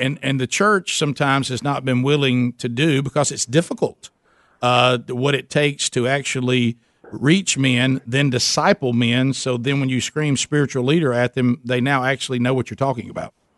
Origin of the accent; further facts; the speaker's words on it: the South, United States; I'm from the South Coast